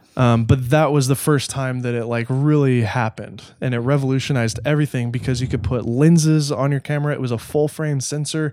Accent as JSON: {"language": "English", "town": "Nashville", "region": "Tennessee", "country": "United States", "tie": "born or raised there", "also_born_or_lived": "Los Angeles", "said": "I grew up in Nashville. I was only two when we moved."}